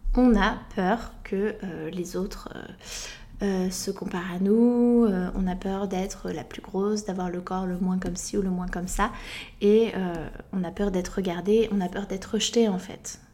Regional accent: France; en tant que française

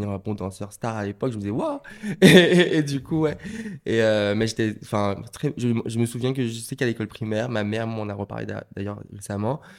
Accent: Martinique, France; born there; Oui, alors je suis né en Martinique euh, en 1998 avec euh, deux frères, un grand frère.

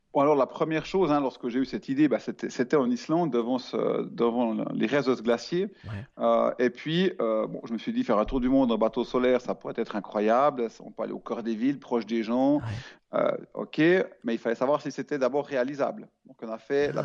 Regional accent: Switzerland; je suis suisse

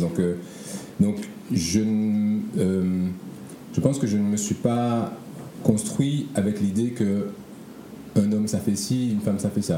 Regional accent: Martinique; moved away as an adult; also born or lived in Paris; now in Guadeloupe; j'ai grandi donc en Martinique avec mon père et ma mère.

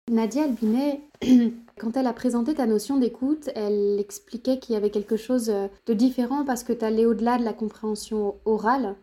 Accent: Béarn, Nouvelle-Aquitaine, France; Étant moi-même originaire du Béarn

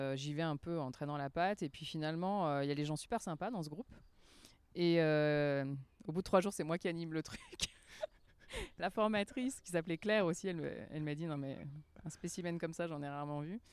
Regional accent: France; moved away; also born or lived in Geneva, Switzerland / Lausanne, Switzerland; je suis française quand même

